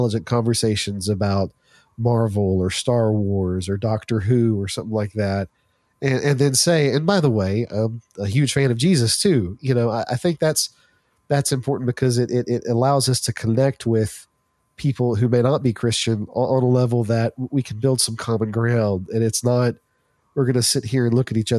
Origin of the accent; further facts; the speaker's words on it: Shreveport, Louisiana, United States; here in my hometown of Shreveport